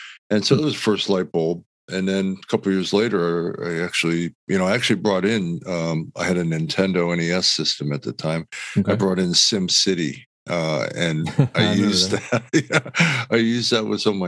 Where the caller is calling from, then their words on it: Los Angeles, California, United States; Oh, I'm in Los Angeles. Nice and warm weather.